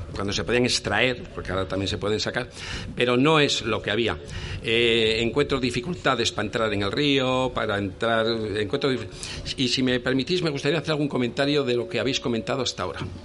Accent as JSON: {"language": "Spanish", "town": "León", "region": "Castile and León", "country": "Spain", "said": "yo soy de León"}